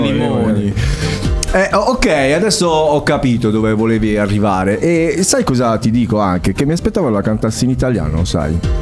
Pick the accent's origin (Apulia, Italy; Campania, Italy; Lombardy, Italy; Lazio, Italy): Apulia, Italy; Altamura; sono di Altamura